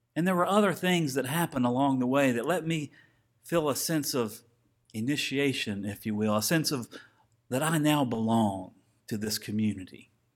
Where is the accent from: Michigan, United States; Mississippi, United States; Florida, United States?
Florida, United States; Tallahassee; growing up in Tallahassee and having season tickets